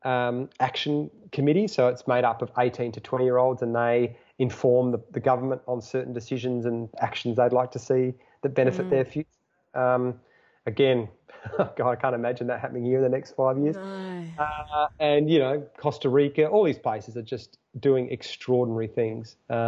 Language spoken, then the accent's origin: English; Australia; as an Australian